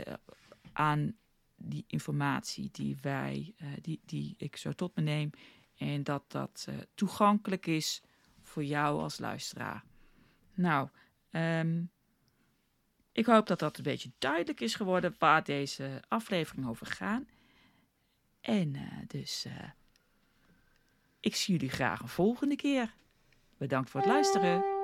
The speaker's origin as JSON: {"language": "Dutch", "country": "South Africa", "tie": "born or raised there", "moved": "as an adult", "lives_now": "Netherlands", "said": "ik ben geboren in Nederland opgegroeid in Zuid-Afrika."}